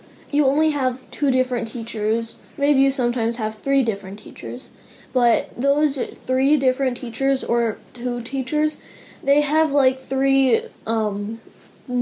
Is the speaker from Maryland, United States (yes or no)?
yes; Maryland, United States; I'm from Maryland, and I'm in sixth grade.